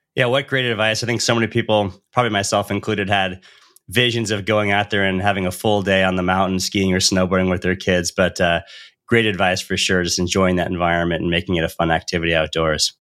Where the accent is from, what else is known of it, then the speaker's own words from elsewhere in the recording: Northern California near Lake Tahoe, United States; growing up in Northern California near Lake Tahoe